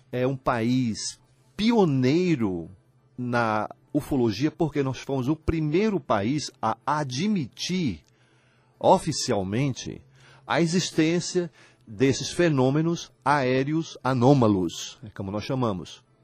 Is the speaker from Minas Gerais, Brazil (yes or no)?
no; União, Piauí, Brazil; Tiago, eu sou de União, mas não sabia